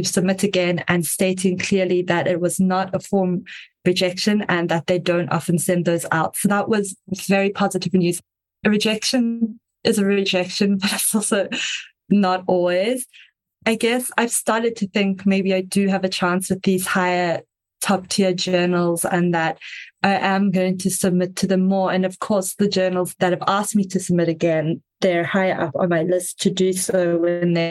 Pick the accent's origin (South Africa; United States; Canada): South Africa; I am South African, if you can hear the slightly strange accent